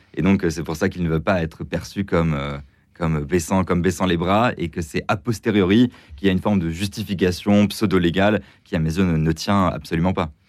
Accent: France; en tant que Français

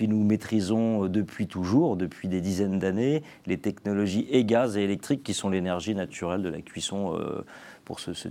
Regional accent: France; dont les Français, euh, dont nous sommes Français les leaders mondiaux, les fabricants de bateaux à voile

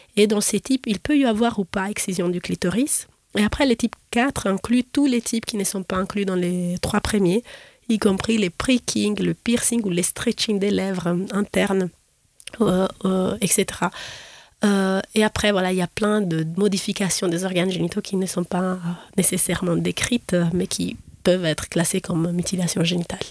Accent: Florence, Tuscany, Italy; moved away as an adult; now in Geneva, Switzerland; J'ai fait mes études de, de, médecine en Italie, à Florence, où je suis née

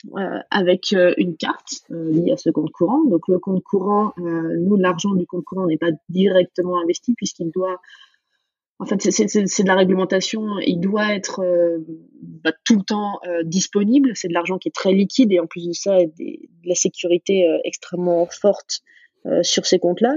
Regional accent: Dijon, Bourgogne-Franche-Comté, France; moved away as an adult; also born or lived in New York; Je viens de Dijon. j'ai assez attaché à ma ville, à ma Bourgogne profonde

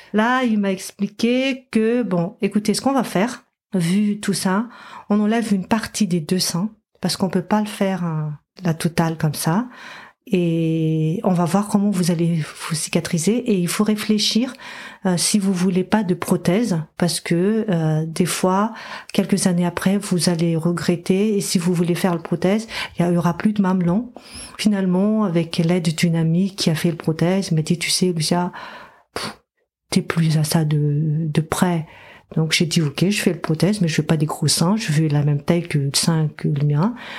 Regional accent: Madagascar; moved away; j'ai grandi à Madagascar

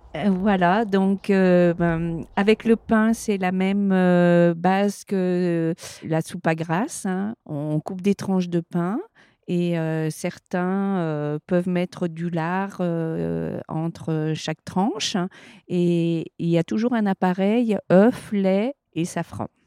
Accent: Saint-Jean-de-Maurienne, Auvergne-Rhône-Alpes, France; je suis native de Saint-Jean-de-Maurienne

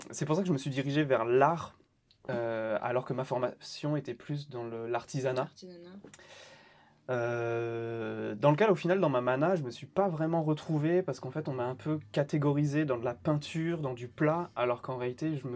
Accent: Île-de-France, France; je suis né à Paris en 1989 et en fait, on a pas mal bougé avec ma mère. On a souvent déménagé. essentiellement, j'ai grandi au final en banlieue, dans le 94.

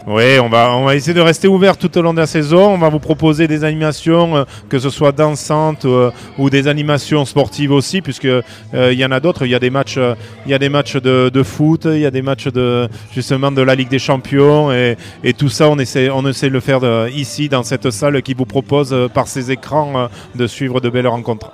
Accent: France; chez nous en France

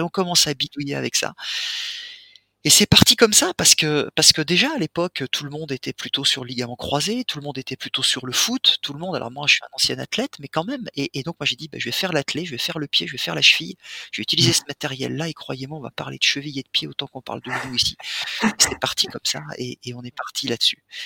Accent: Reims, Grand Est, France; now in Switzerland; Je suis champenois moi, je, viens de Reims.

